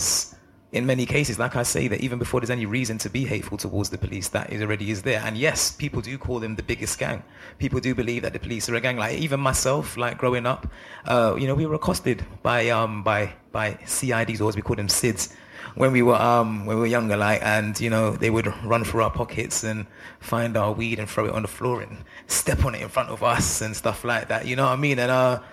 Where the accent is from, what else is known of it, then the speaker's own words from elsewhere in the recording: London, United Kingdom; Growing up where I grew up in Northwest London